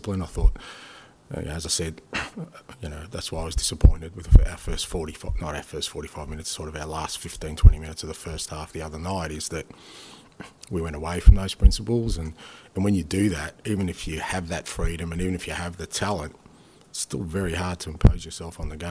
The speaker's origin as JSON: {"language": "English", "country": "Australia", "said": "being Australian"}